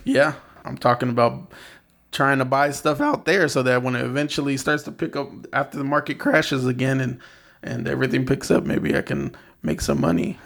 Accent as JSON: {"language": "English", "town": "San Bernardino", "region": "California", "country": "United States", "tie": "born or raised there", "moved": "as an adult", "lives_now": "Los Angeles, United States", "said": "I grew up in San Bernardino"}